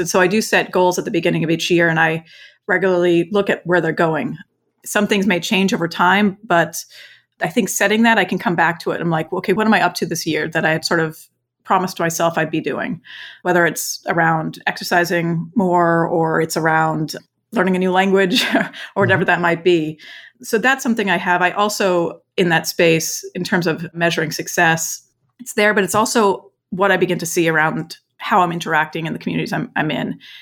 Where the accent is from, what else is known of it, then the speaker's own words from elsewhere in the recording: Vermont, United States; also born or lived in East Coast / West Coast / China; now in Houston, United States; growing up in Vermont on a farm, and then I lived on kind of the East Coast and the West Coast, either before and after China, before coming to Houston.